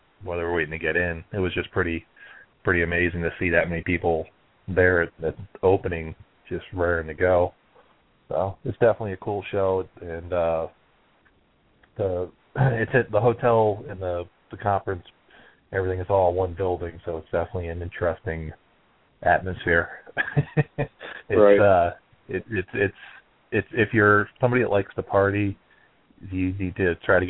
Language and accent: English; Florida, United States; moved away; I'm also from Florida originally, and I moved up here